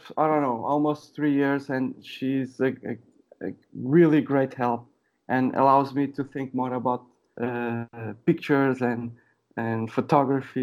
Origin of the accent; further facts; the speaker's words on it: Sintra, Lisbon, Portugal; now in Lisbon, Portugal; I was born in Lisbon. I didn't live in Lisbon all my life. I lived in a village very close to Lisbon. I don't know, maybe 30 minutes, 40 minutes from Lisbon.